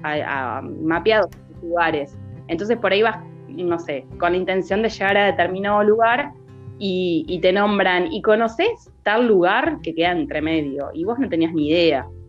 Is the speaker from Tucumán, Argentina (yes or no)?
no; Necochea, Buenos Aires Province, Argentina; moved away as an adult; also born or lived in La Plata; Cuando me fui a vivir desde Necochea, me fui a vivir para La Plata